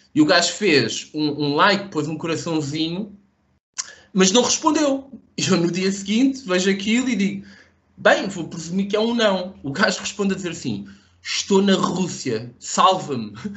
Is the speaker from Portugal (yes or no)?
yes; Portugal; eu sou de Portugal.